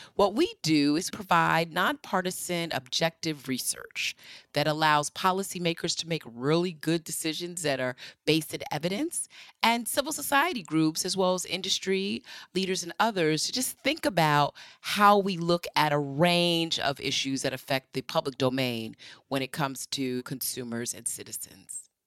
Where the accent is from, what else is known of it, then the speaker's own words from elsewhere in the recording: New Rochelle, New York, United States; I'm from New Rochelle, New York